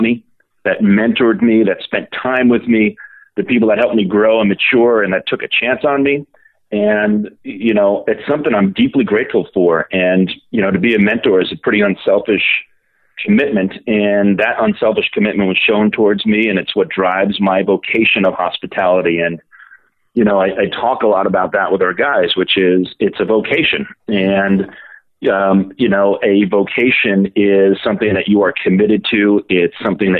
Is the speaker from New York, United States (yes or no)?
yes; New York City, New York, United States; I did get into some trouble growing up in Brooklyn, New York